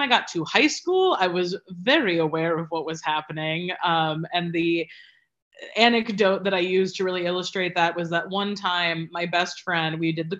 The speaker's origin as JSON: {"language": "English", "town": "Cleveland", "region": "Ohio", "country": "United States", "moved": "yes", "lives_now": "New York, United States", "said": "I am originally from Cleveland, Ohio, 216, Mistake by the Lake, and proud to be from there"}